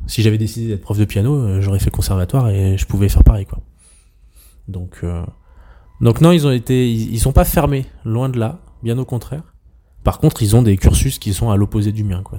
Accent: Auvergne-Rhône-Alpes, France; also born or lived in Troyes, Champagne; now in Savoie, France; je suis un Auvergnat expatrié euh, en Savoie

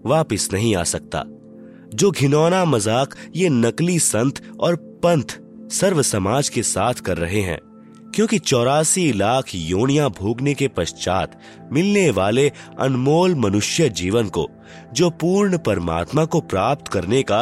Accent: Hariyaun, Madhesh Province, Nepal; now in Bhaktapur, Nepal; गांव विकास समिति हरियौन जिला सरलाही नेपाल का निवासी हूँ और वर्तमान में काठमांडू उपत्यका टीमी भक्तपुर में घर बनाकर रहता हूँ

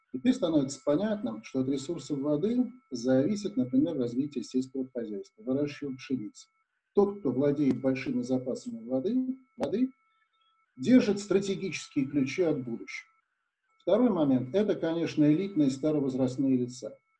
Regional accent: Siberia, Russia; мы, сибиряки-то, строить умеем

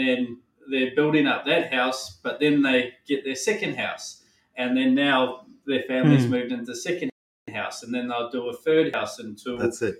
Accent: New Zealand; growing up in New Zealand

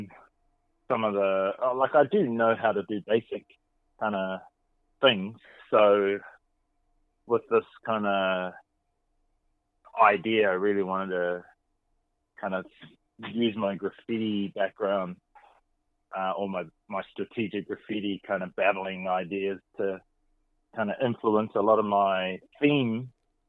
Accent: Gisborne, New Zealand; growing up in New Zealand, which is very far away from America

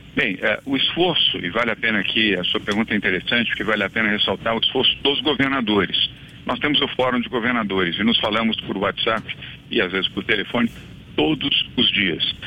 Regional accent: Bahia, Brazil; now in São Paulo, Brazil; a minha terra, Bahia. Minha terra saudosa

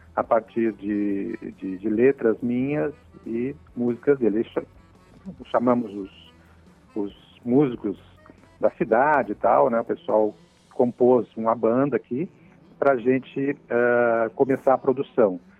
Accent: Rio Grande do Sul, Brazil; now in Santa Catarina, Brazil; tanto eu como o Marco Oliva nós uh, somos nascidos no Rio Grande do Sul e viemos para Santa Catarina

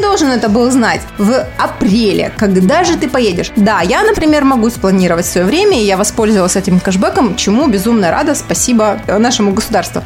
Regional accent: Kostroma, Kostroma Oblast, Russia; Я из Костромы

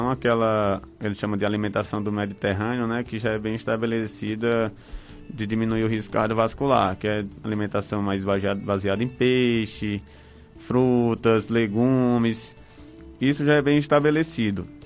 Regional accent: Brejo Santo, Ceará, Brazil; E Brejo Santo, eu sou de Brejo Santo

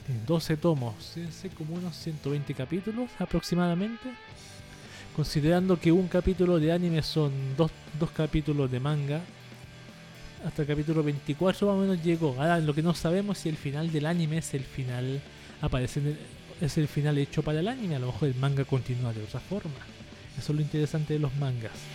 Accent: Chile; Plaza de Italia aquí en, en Chile

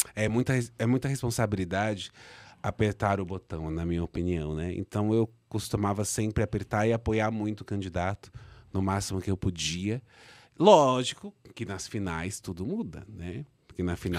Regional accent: Brazil

